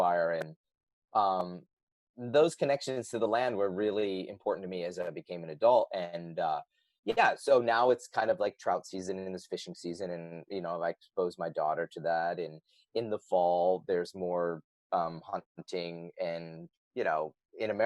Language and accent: English; Binghamton, New York, United States; I grew up in Binghamton, New York